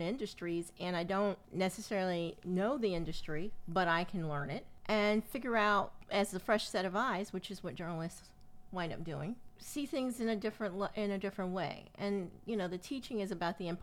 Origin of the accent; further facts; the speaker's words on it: Willingboro, New Jersey, United States; as kids growing up in Willingboro, which was, you know, the Levitt town of New Jersey